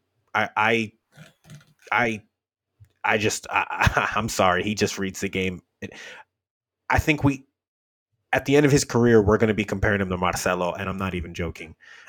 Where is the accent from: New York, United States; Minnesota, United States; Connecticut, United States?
New York, United States; Queens; I'm from Queens.